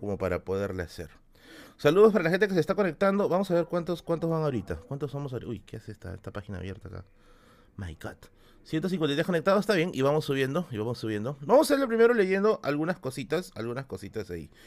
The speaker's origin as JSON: {"language": "Spanish", "region": "Lima", "country": "Peru", "tie": "born or raised there", "said": "cuando era niño acá en Villa El Salvador."}